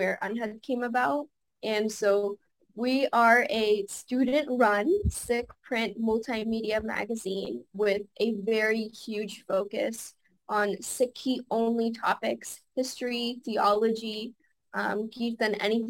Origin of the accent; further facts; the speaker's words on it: Los Angeles, California, United States; Growing up in Los Angeles, I have a really good sangat here